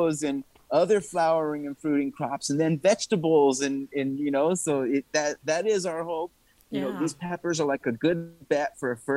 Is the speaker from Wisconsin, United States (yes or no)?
no; New Mexico, United States; moved away; I am from New Mexico